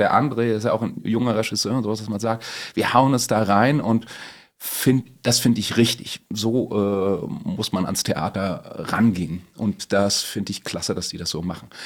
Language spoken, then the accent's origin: German; Meiningen, Thuringia, Germany; ich bin ja aus Meiningen und das liegt an der, also ist in der ehemaligen DDR an der Grenze zu Bayern